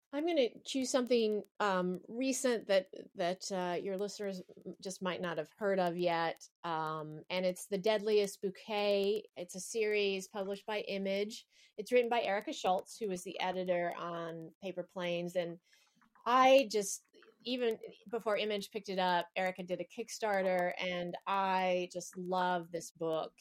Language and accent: English; the American South, United States; I'm from the South and I have a lot of religious baggage